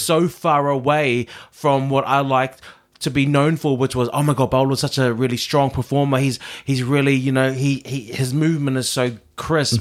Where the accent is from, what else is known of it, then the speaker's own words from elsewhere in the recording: New Zealand; I am a Kiwi